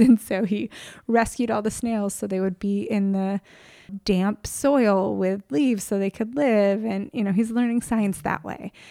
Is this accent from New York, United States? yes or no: yes; New York, United States; now in California, United States; I grew up in New York